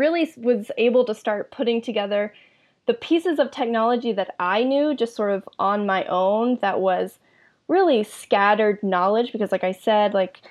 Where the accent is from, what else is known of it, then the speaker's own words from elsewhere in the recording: Middle Georgia, United States; moved away as an adult; also born or lived in Boston; I was also from Middle Georgia